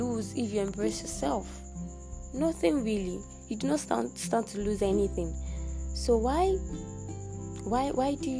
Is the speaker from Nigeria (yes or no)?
yes; Nigeria; I'm from Nigeria